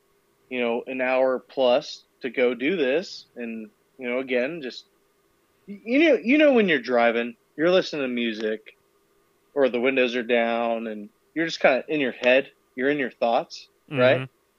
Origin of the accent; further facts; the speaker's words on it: Murrieta, California, United States; I'm from Marietta, California, and Temecula has a MEPS, or sorry, not a MEPS, but a recruiting station that has like 12 recruiters in it.